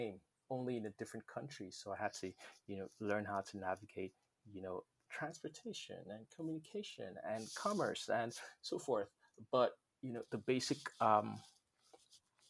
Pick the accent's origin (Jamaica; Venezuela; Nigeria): Nigeria; moved away; When I was growing up in Nigeria, I always felt like an outsider, even when I lived in my own country